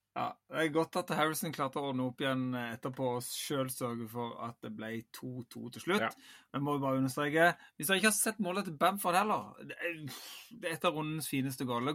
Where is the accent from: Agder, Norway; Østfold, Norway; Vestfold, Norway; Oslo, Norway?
Agder, Norway; Vigeland; jeg er jo født og oppvokst på Vigeland